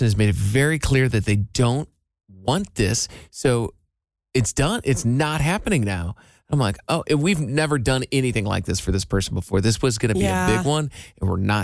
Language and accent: English; Iowa, United States; moved away; my hometown in Iowa